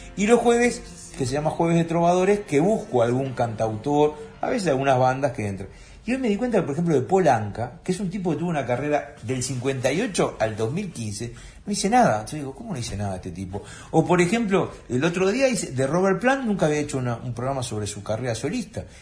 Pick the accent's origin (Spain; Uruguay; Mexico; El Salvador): Uruguay; como somos los uruguayos